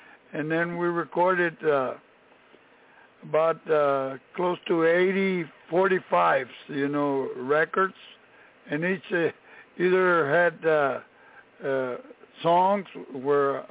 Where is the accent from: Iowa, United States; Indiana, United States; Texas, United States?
Texas, United States; Brownsville; moved away as an adult; now in San Antonio, United States; I was born in Brownsville, Texas, in the Rio Grande Valley. And but I came to San Antonio after I had I served my country from 1962 to 64